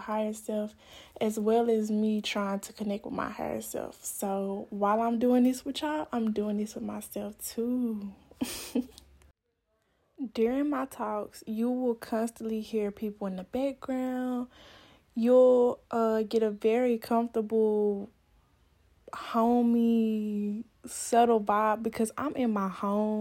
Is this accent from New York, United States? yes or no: no; Stuttgart, Arkansas, United States; also born or lived in northern Florida; now in Florida, United States; I'm from Stuttgart, Arkansas, but I live in Florida right now, in northern Florida.